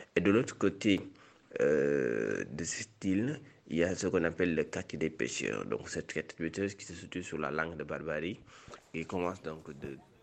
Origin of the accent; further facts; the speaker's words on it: Saint-Louis, Senegal; Saint-Louis, qui est ma ville natale